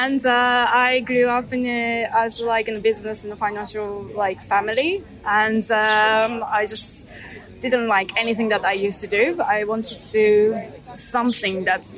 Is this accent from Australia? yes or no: no; Japan; now in Marbella, Spain; I'm originally from Japan